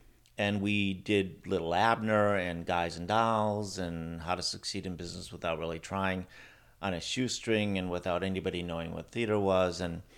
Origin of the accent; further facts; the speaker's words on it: Milwaukee, Wisconsin, United States; Yeah, I grew up first in the Milwaukee area, and then my parents moved to a farm when I was 12 years old, an hour outside of Milwaukee.